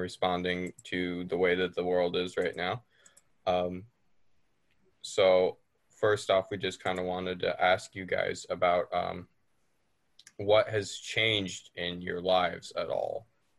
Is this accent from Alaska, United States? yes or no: yes; Fairbanks, Alaska, United States; being from Fairbanks